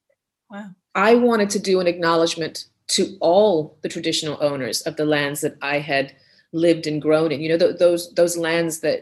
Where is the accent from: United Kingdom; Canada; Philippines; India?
Canada; moved away; also born or lived in Barbados / Europe; growing up in Canada, where I spent the majority of my younger years